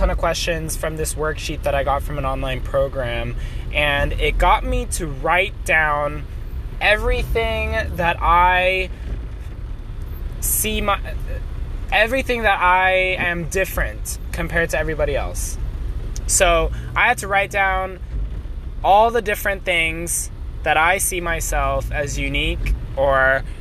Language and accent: English; China; I grew up in China, but I'm a US citizen and I'm Korean. And it makes it hard for me to say where I'm from.